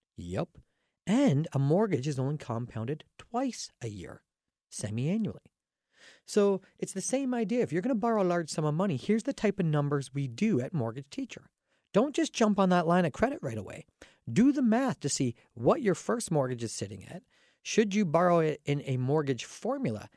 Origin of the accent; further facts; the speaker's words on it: Canada; I'm Canadian